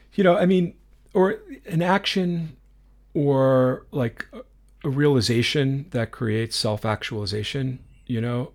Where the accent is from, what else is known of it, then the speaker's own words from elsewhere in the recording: New York, United States; growing up in New York